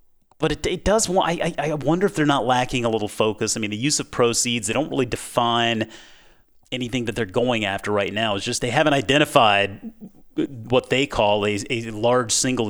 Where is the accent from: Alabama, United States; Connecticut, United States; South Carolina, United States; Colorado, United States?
South Carolina, United States; Mount Pleasant; I mean, I grew up in Mount Pleasant, South Carolina, and I mean, Krispy Kreme was where it was at, right?